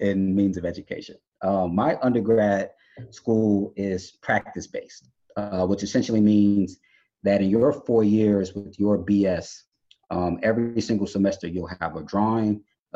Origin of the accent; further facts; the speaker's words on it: Chicago, Illinois, United States; I'm from Chicago. I live down the street from Frank Lloyd Wright's homes